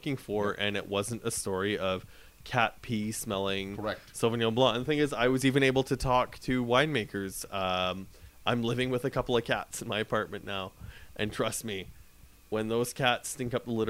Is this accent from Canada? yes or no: yes; Canada; being Canadian